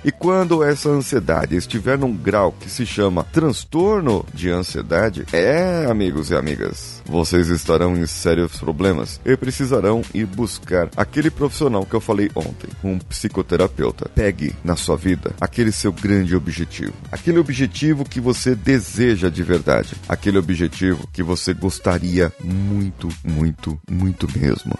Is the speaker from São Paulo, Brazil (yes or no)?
yes; São Paulo, Brazil; sou aqui de São Paulo